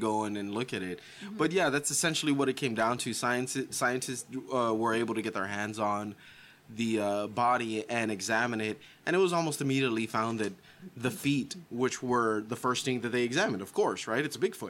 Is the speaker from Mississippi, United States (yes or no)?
no; Texas, United States; we're Texans